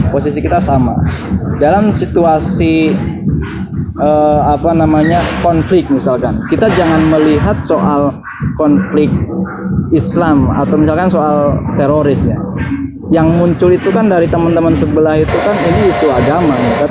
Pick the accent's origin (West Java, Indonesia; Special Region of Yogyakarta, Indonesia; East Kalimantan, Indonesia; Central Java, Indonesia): West Java, Indonesia; saya orang Sunda tapi dengan orang Jerman misalkan